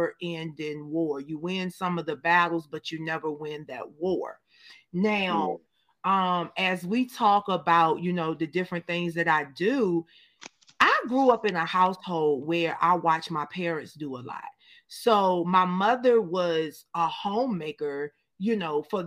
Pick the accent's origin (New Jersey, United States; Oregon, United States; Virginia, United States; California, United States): Virginia, United States; Danville; moved away as an adult; also born or lived in Richmond, Virginia; growing up in, shout out to my hometown, Danville, Virginia, I thank God that I was born and raised in the last capital of the Confederacy